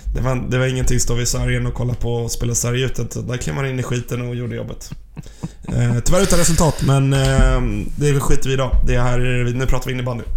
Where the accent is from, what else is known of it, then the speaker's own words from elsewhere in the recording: Sweden; vi som partiska svenskar